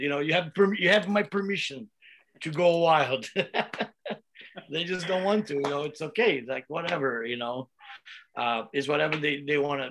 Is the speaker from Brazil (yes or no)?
yes; Brazil; now in United States; I come from Brazil, uh, and and you know, we were really poor. You know, my mom had to take care of me and Igor and my sister, and we used we li- we used to live in one little shack uh, in the back back room of my grandma's house